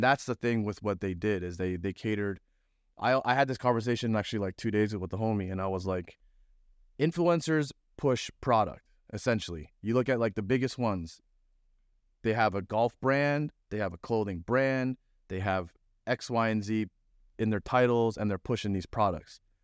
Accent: Toronto, Ontario, Canada; moved away; also born or lived in Florida; I'm from Toronto

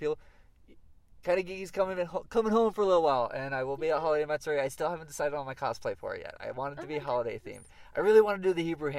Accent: Florida, United States; moved away as an adult; now in California, United States; Okay, but I'm from Florida, where all the boy bands came from.

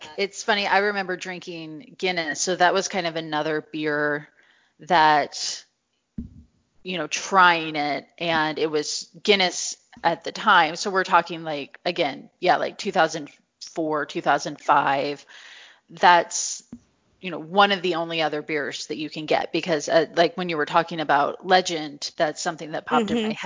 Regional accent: Missouri, United States; I grew up in Missouri

